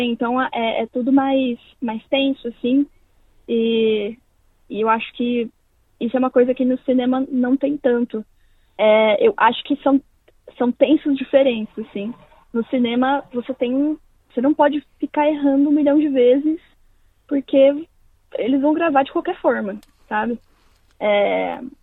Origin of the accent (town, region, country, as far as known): São Paulo, Brazil; born or raised there; moved away as an adult; also born or lived in Londrina, Paraná; now in Perth, Australia